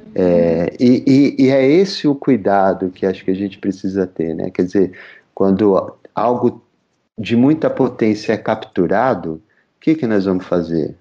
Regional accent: São Paulo, Brazil; eu sou da Zona Leste de São Paulo

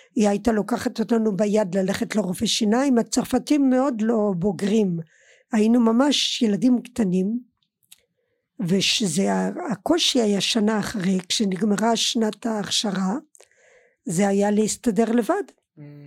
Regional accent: Colmar, Grand Est, France; Hebrew is a second language; moved away as an adult; now in Israel; גדלתי עד שעליתי לארץ גדלתי בקולמר

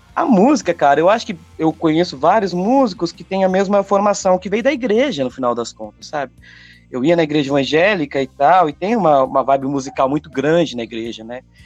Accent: hometown in São Paulo state, Brazil; moved away as an adult; also born or lived in São Carlos / Brasília; eu tive vários projetos aqui na minha cidade natal, tal. Depois eu fui para São Carlos, uma cidade aqui também, em São Paulo

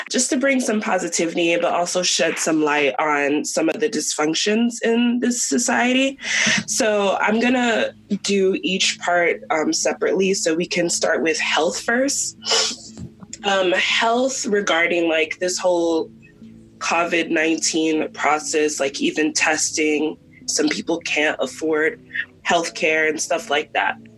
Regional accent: upstate New York, United States; moved away as an adult; now in New York City, United States; I'm from upstate New York. I have five siblings

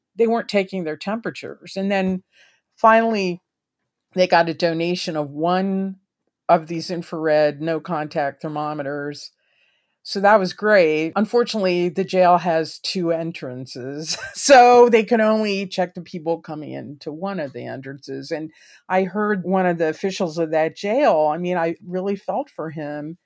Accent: Maryland, United States; my home state of Maryland

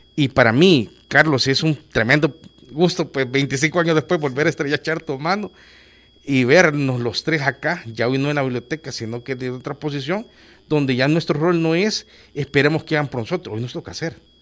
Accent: El Salvador; como salvadoreño

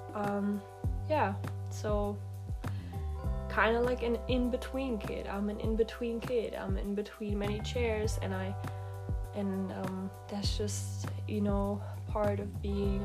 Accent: Germany; moved away; also born or lived in Asia / Australia; I'm from Germany, but I don't come from here

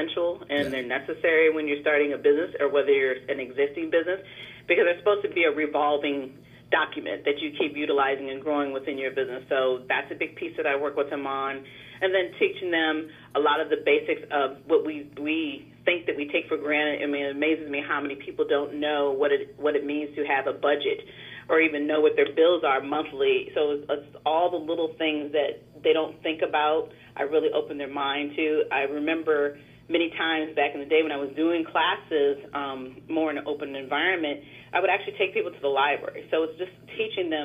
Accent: Davenport, Iowa, United States; moved away; I'm originally from Davenport, Iowa. I'm not originally from the DMC area.

